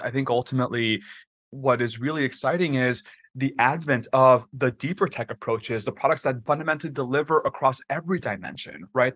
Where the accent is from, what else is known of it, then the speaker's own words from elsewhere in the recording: Texas, United States; moved away as an adult; also born or lived in Washington, D.C.; I grew up in Texas, and I'm Mexican by heritage